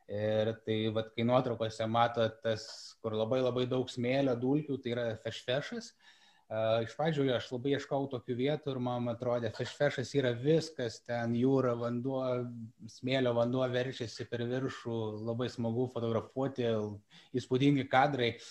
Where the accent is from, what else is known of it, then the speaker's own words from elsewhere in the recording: Lithuania; aš sakau, kad aš esu iš Lietuvos ir man, aš jaučiuosi privilegijuotas, kad galiu fotografuoti už Lietuvą, garsinti Lietuvos vardą